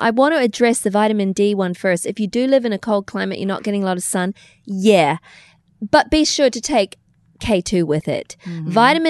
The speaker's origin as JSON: {"language": "English", "country": "New Zealand", "tie": "born or raised there", "also_born_or_lived": "Australia", "moved": "yes", "lives_now": "United States", "said": "Now, we grew up in New Zealand and Australia where it's culture."}